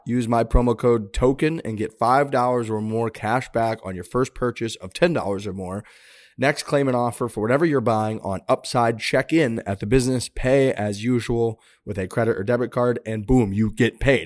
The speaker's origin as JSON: {"language": "English", "town": "St. Louis", "region": "Missouri", "country": "United States", "said": "I'm from Saint Louis"}